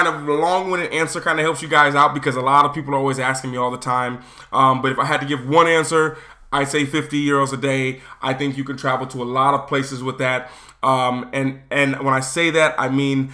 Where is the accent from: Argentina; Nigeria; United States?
United States; I'm American.